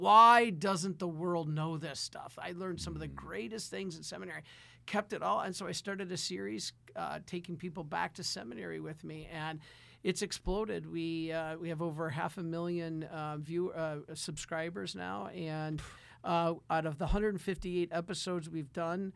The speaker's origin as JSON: {"language": "English", "town": "Detroit", "region": "Michigan", "country": "United States", "tie": "born or raised there", "said": "Being a Detroiter, growing up in Detroit, we suffered"}